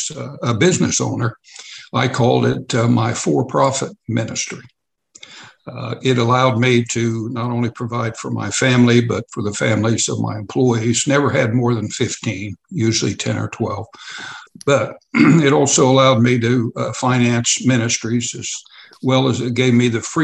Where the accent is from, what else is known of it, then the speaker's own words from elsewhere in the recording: Oklahoma City, Oklahoma, United States; moved away as an adult; also born or lived in Southeast Kansas; I went to most of my school years was in Oklahoma City